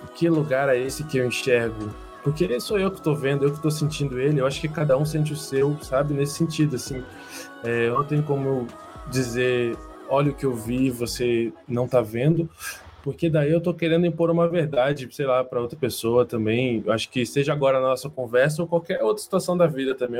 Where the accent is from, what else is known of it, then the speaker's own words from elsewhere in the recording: Vitória, Espírito Santo, Brazil; moved away; also born or lived in Londrina; eu não sou do Sul, eu nasci em Vitória, lá no Espírito Santo.